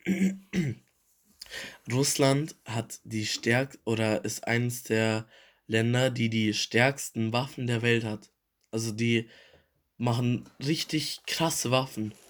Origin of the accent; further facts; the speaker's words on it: Germany; wir als Deutsche